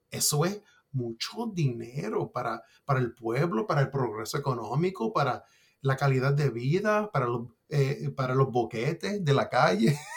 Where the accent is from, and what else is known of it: Puerto Rico